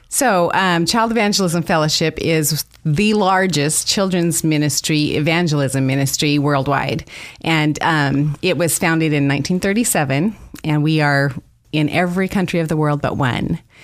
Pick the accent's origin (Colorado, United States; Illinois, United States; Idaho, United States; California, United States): Idaho, United States; moved away as an adult; I grew up here in Idaho